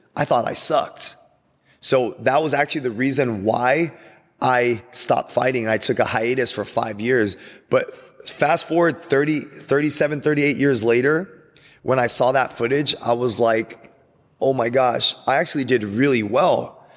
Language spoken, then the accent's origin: English; Glendora, California, United States; We're driving from Glendora, city of Glendora